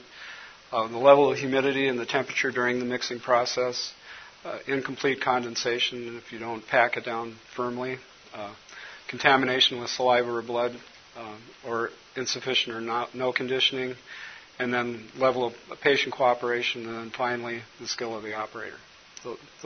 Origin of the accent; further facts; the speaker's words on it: Colorado, United States; now in Minnesota, United States; when I was growing up in Colorado